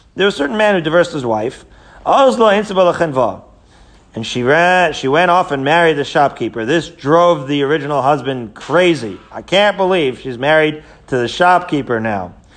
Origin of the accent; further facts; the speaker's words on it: Israel; moved away; I grew up in Israel